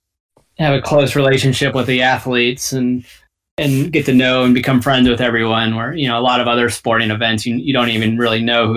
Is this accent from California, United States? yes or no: no; Alaska, United States; born there; also born or lived in Boston / Arkansas / Texas / New York; I was born in Alaska, and then kind of lived all over U.S. for various reasons. Lived in Alaska, Boston, Arkansas, Texas, and New York.